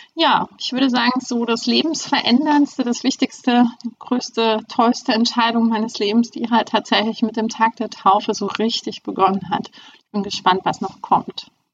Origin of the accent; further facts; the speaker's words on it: Germany; moved away as an adult; now in Hamburg, Germany; Ich bin äh, in der DDR aufgewachsen